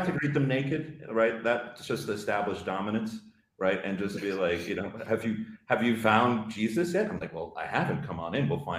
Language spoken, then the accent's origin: English; United States; I grew up in the States, I'm a first generation immigrant.